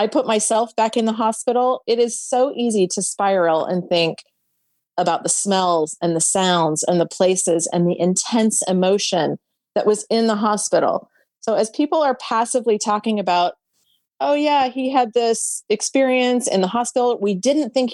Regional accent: the South, United States; I'm from the South

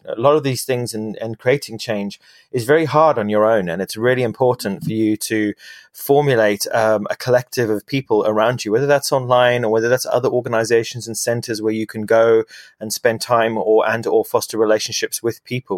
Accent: London, United Kingdom; my, in my hometown in London

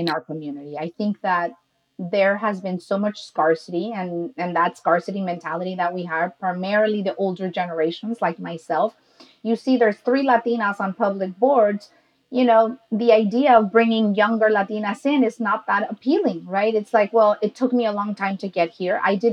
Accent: Mexico; I'm Mexican

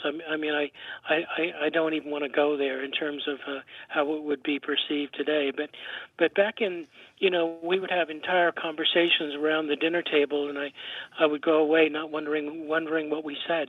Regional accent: England, United Kingdom; now in Cavendish, Vermont, United States; I grew up in England, uh, in the fifties and sixties, and, um, my grandfather was a Cockney

